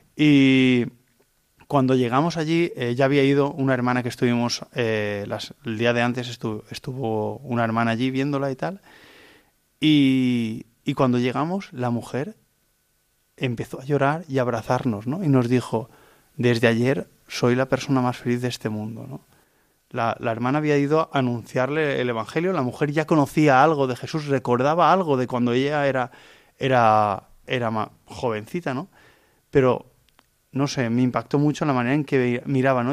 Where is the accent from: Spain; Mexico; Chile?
Spain; Vilamarxant, near Valencia, Valencian Community; soy de Vila Marchand, de una parroquia muy cerca de, Valencia